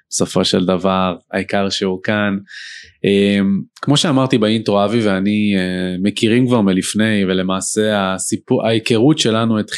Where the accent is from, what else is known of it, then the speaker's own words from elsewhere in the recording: Ramat Gan, Tel Aviv District, Israel; נולדתי בתל השומר.